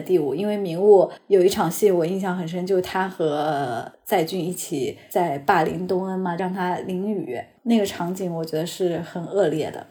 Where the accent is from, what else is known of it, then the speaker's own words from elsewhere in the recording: China; 我们 中国人